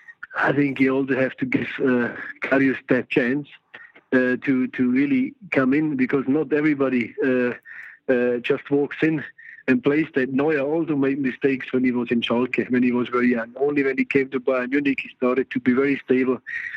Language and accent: English; Yorkshire and the Humber, United Kingdom; accent: Yorkshire; I love Liverpool, you know. I'm a Yorkshire man, as you can hear my accent. So, not too far from Liverpool.